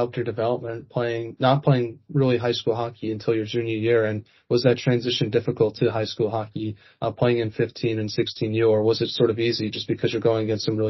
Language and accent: English; East Coast, United States; Like, I'm from the East Coast, and it's just hard to fathom how you guys can sell out an NHL arena for a high school hockey game.